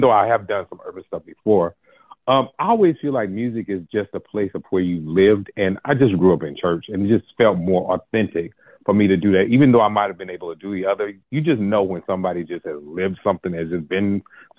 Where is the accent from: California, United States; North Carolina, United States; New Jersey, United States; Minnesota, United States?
North Carolina, United States; Gastonia; moved away as an adult; also born or lived in Charlotte, North Carolina; now in Chicago, United States; I'm from Charlotte. I actually grew up in Gastonia, but was born in Charlotte